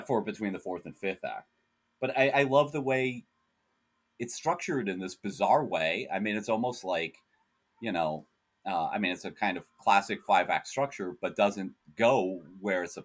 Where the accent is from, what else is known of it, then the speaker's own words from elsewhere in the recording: United States; I'm an American, so I live in an openly fascist country at this point